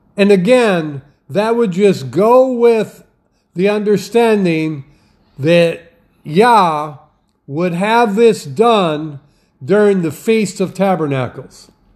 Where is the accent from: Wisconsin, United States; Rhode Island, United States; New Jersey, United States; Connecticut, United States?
Wisconsin, United States; I grew up in Wisconsin